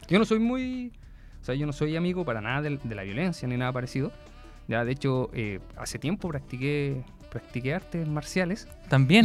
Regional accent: Viña del Mar, Valparaíso, Chile; now in Concepción, Chile; yo soy de Viña del Mar, acá en Conce

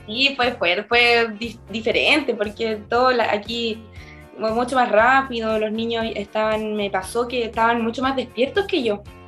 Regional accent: Angol, Araucanía, Chile; now in Chiguayante, Chile; en Angol

